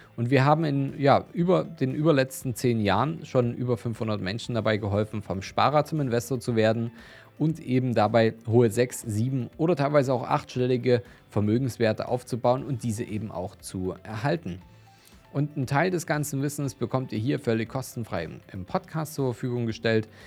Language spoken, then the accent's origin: German; Dresden, Saxony, Germany; meine Heimat und auch einer meiner Lieblingsinvestitionsstandorte rund um Dresden